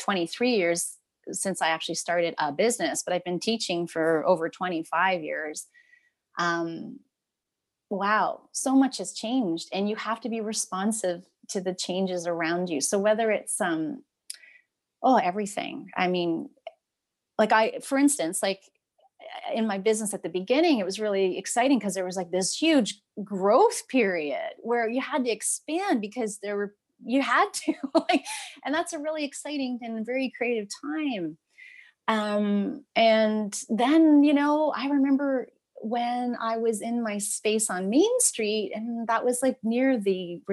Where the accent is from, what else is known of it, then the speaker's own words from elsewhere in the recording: Ancaster, Ontario, Canada; I grew up in Ancaster. I live in Westdale